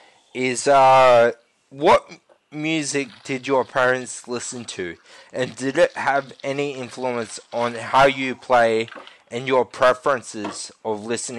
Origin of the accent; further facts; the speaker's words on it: Australia; And it's kind of true in a way, like we as a nation don't support the art as much as we should.